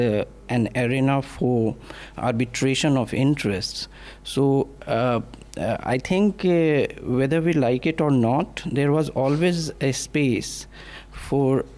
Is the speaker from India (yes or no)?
yes; Hindi belt, India; I am someone from Hindi belt who can barely speak English.